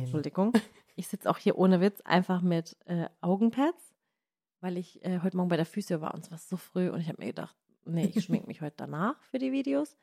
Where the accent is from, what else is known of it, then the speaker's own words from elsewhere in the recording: Baden-Württemberg, Germany; accent: Badisch; badisch von uns